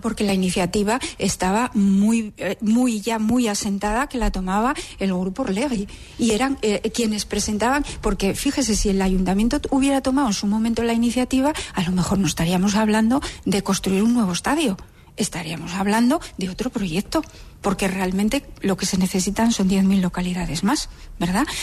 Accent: Gijón, Asturias, Spain; yo soy una gijonesa más

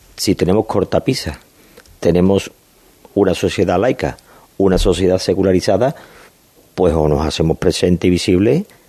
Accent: Seville, Andalusia, Spain; los sevillanos más o menos mm, queremos

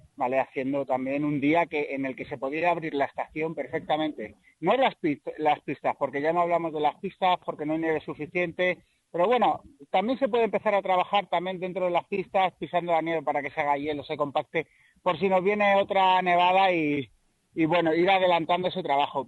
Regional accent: Ciudad Rodrigo, Castile and León, Spain; soy de Ciudad Rodrigo

